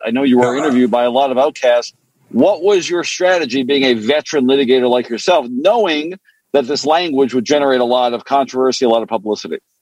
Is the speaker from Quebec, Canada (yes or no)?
yes; Montreal, Quebec, Canada; first language French; English is a second language; now in United States; I grew up in Canada. My, you know, I spoke French growing up